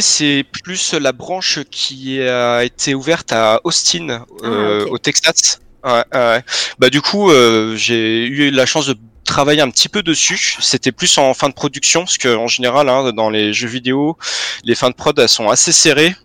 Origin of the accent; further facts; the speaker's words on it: Vandœuvre-lès-Nancy, Grand Est, France; je viens de, de Vendœuvre, une espèce mhm. de, de, petite ville années 60-70 qui est juste à côté de Nancy